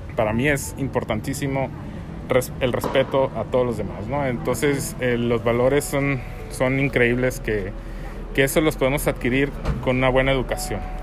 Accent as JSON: {"language": "Spanish", "town": "Hermosillo", "region": "Sonora", "country": "Mexico", "tie": "born or raised there", "also_born_or_lived": "Ensenada", "moved": "as an adult", "said": "Yo soy originario de Hermosillo, y terminando la carrera me fui encenada"}